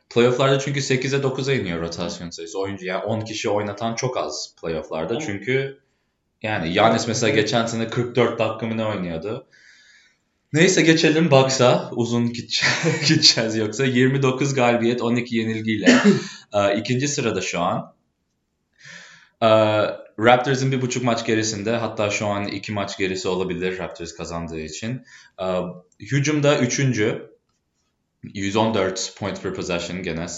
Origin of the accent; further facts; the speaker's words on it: Chicago, Illinois, United States; Turkish is a second language; moved away as an adult; now in Boston, United States; Ben asıl doğma büyüme Chicago'luyum. O yüzden Türkçemde bazı kelimeler farklı gelebilir.